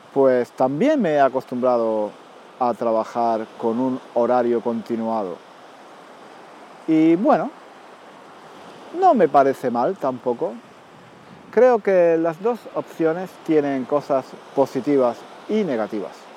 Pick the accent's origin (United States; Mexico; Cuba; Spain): Spain; also born or lived in London; como soy español